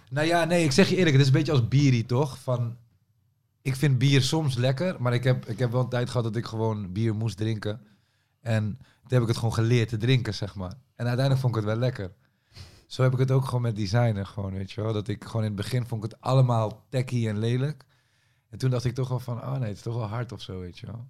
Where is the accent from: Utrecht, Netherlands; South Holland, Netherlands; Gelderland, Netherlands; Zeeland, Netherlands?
Utrecht, Netherlands; Amersfoort; also born or lived in Leusden; ik kom zeg maar uit Amersfoort, maar ik heb ook een tijd in Leusden gewoond